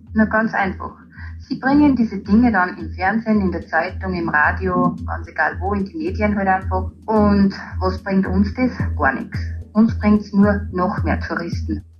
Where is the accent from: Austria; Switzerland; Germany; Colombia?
Austria; Hallstatt, Upper Austria; born or raised there